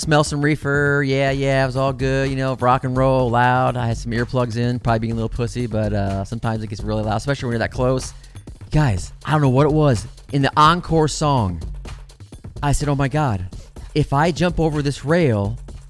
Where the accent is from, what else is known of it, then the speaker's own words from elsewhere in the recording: Midwest, United States; moved away as an adult; now in Los Angeles, United States; I was from the Midwest